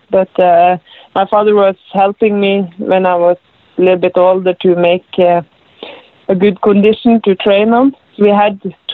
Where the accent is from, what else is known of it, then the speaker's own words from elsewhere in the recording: Rognes, Norway; I grew up in Rognes. It's a small place, very small place. It's about 250 people is living there. I was growing up on a farm with my family. I have one brother and one sister.